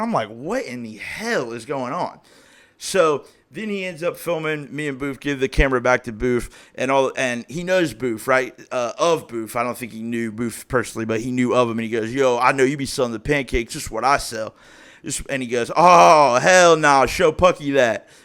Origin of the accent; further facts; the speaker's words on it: Springboro, Ohio, United States; I grew up in Springboro, Ohio